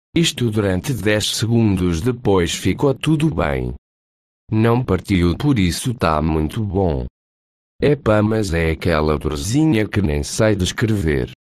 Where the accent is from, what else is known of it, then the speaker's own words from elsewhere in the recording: Portugal; Como sou português, escolhi uma voz mais portuguesa